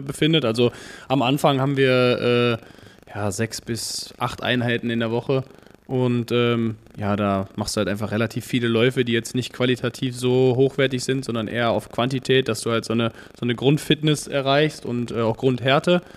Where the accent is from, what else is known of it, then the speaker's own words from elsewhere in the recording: Dortmund, North Rhine-Westphalia, Germany; komme aus Dortmund